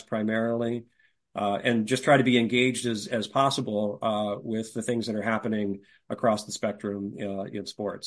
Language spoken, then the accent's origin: English; California, United States; also born or lived in Sacramento / Ukiah; I grew up mostly in California, and uh, my folks were from Chicago